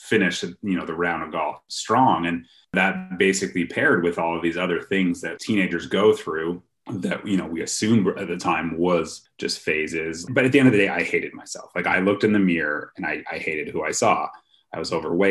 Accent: Ottawa, Ontario, Canada; I grew up in Ottawa, the capital of Canada

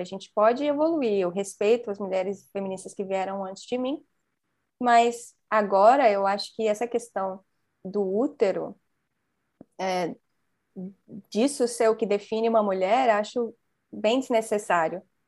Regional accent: Brazil; Eu sou brasileiro, então eu falo português.

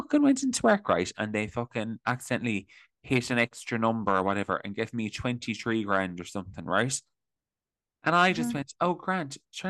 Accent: Ireland; We're all struggling as young Irish people in this corrupt system.

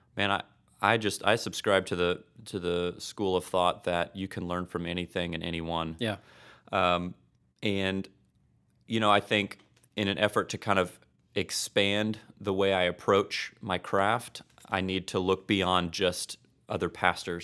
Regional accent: Destin, Florida, United States; moved away as an adult; also born or lived in Tulsa, Oklahoma; now in Oklahoma, United States; I hail from Florida, but I came up here

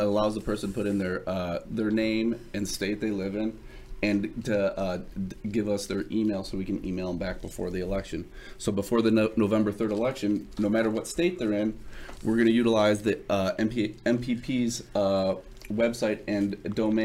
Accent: Midwest, United States; I'm from the Midwest.

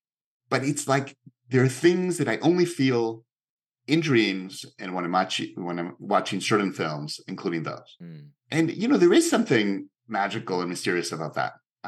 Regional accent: Mexico City, Mexico; English is a second language; Very similar. Very, very. I mean, so similar that it's hard to see that film as anything other than biographical

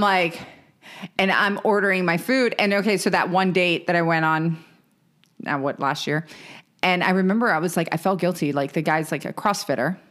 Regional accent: Maryland, United States; moved away; we're from Maryland originally

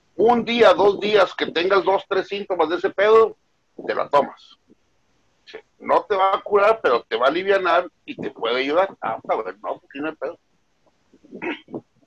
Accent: Mexico; somos mexicanos

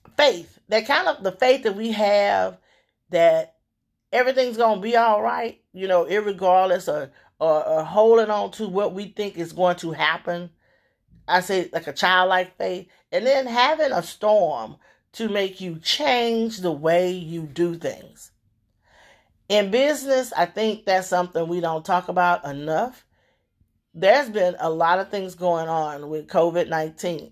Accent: Louisiana, United States; moved away; I'm from Louisiana originally

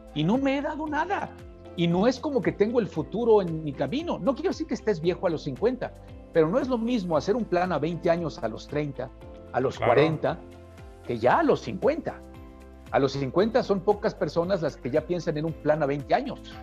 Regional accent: Puebla, Mexico; yo soy poblano

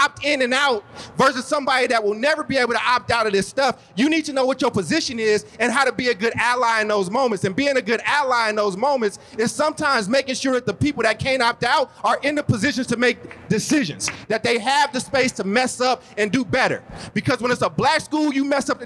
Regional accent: Oakland, California, United States; also born or lived in Chicago; I was born in Chicago and grew up in Oakland.

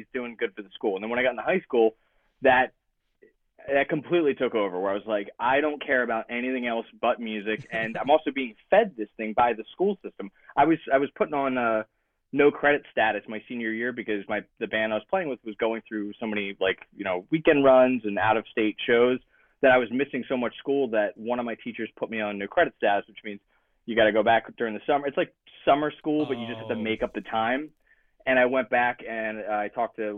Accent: Belmar, New Jersey, United States; moved away as an adult; now in San Diego, United States; I'm from South Jersey. I grew up in the South Jersey, Philly punk scene, hardcore scene

